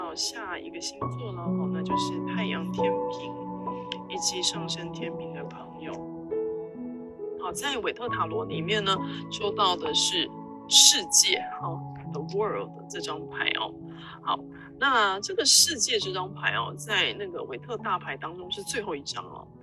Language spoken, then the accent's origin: Chinese; Taiwan; 我们台湾人很常会讲一句话叫斜杠青年哦